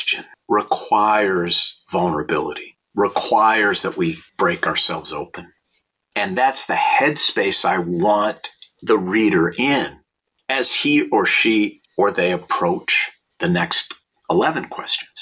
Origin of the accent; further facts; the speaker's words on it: St. Louis Park, Minnesota, United States; now in Los Angeles, United States; I was born in 1960 in St. Louis Park, Minnesota, and went to Aquila Elementary School